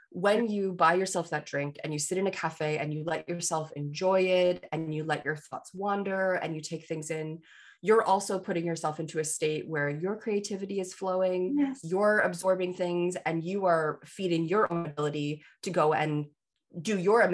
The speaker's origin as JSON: {"language": "English", "country": "Canada", "said": "I'm a Canadian"}